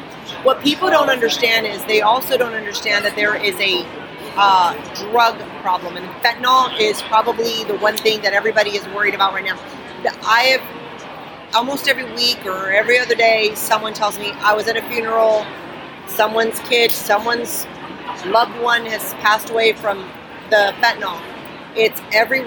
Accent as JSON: {"language": "English", "region": "South Texas", "country": "United States", "said": "I come from South Texas"}